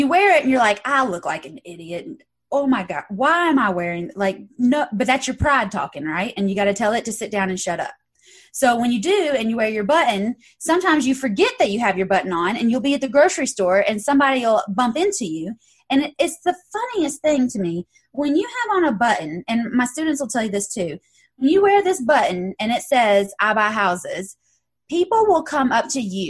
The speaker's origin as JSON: {"language": "English", "town": "Knoxville", "region": "Tennessee", "country": "United States", "said": "I'm from Knoxville, Tennessee"}